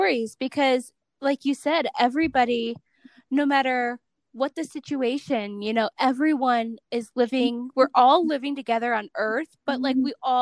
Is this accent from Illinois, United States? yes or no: no; Cleveland, Ohio, United States; now in Salt Lake City, United States; I grew up in Cleveland